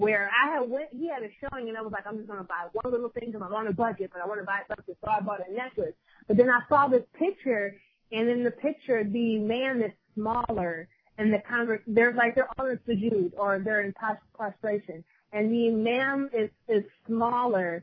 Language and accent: English; Detroit, Michigan, United States; moved away as an adult; now in Brooklyn, United States; I'm originally from Detroit